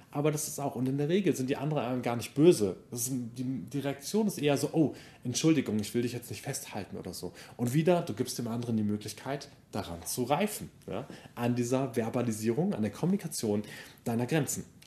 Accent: Germany; ich bin, genau, in Deutschland aufgewachsen, deutsche Familie

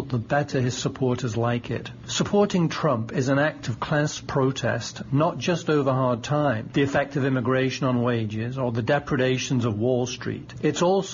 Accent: the north of England, United Kingdom; also born or lived in Oxford / London; now in United States; I'm a British immigrant, and I grew up in a northern working-class town

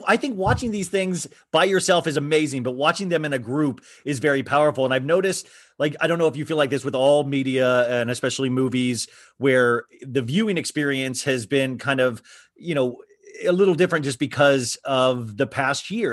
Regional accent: Kansas, United States; we're from Kansas

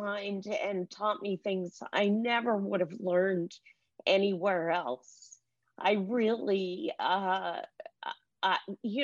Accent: California, United States; I was Jewish from California, vegetarian

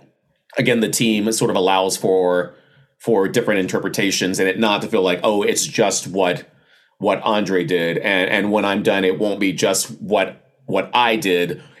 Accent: the South, United States; I was raised in the South

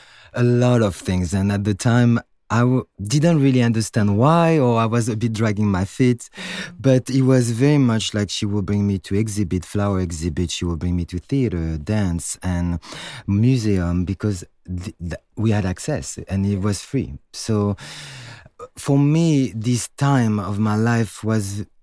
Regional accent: Paris, Île-de-France, France; moved away as an adult; also born or lived in New York; I was born and raised in Paris, so I am French

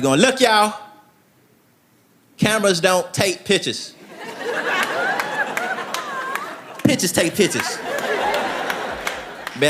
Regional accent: Tennessee, United States; moved away as an adult; now in Los Angeles, United States; even though I'm from Tennessee, I live in Los Angeles now

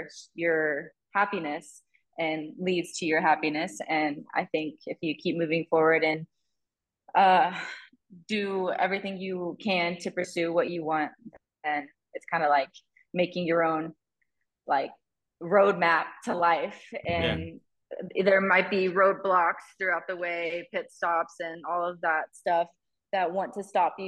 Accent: Niceville, Florida, United States; moved away as an adult; also born or lived in Tulsa, Oklahoma; now in Guadalajara, Mexico; We grew up in Niceville, Florida

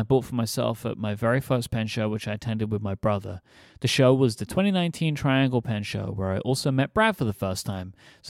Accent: Red Deer, Alberta, Canada; Moreover, I found it at this magical place I never even knew existed in my hometown, something called an independently owned stationery store. The now long departed Williams Stationery in Red Deer, Alberta, Canada.

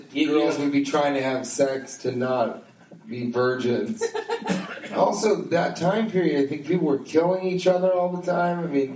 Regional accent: United States; I'm an American.

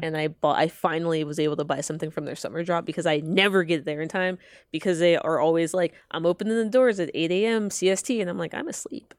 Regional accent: Atlanta, Georgia, United States; I am from Georgia. I'm from Atlanta

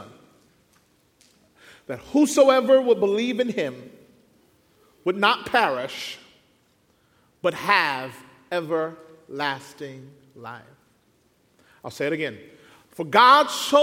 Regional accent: Mississippi, United States; moved away as an adult; now in Southern California, United States; We moved from Mississippi, there we both born and raised, out to California.

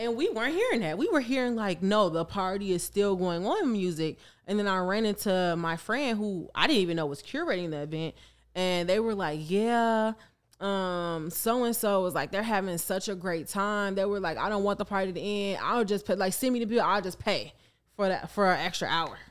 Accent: Chicago, Illinois, United States; I am from Chicago. I grew up around it

